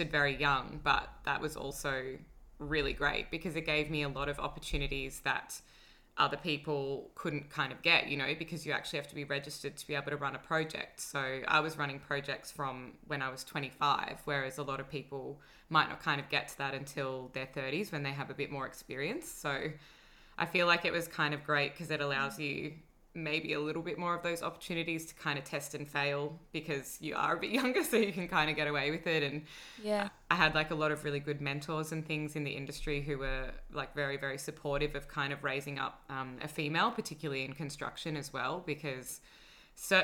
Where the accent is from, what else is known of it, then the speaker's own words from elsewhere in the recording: Sydney, New South Wales, Australia; now in Melbourne, Australia; I grew up in Sydney.